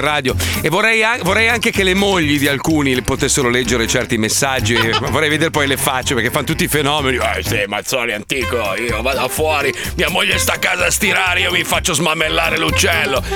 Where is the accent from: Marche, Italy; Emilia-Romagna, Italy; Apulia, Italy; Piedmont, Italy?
Emilia-Romagna, Italy; Castell'Arquato; io son mezzo piacentino